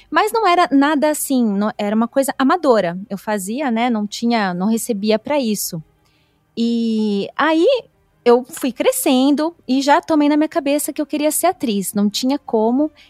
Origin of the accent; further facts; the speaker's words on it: São Paulo, Brazil; Eu me mudei, porque eu sou do interior de São Paulo, então eu tive que ir para São Paulo para começar.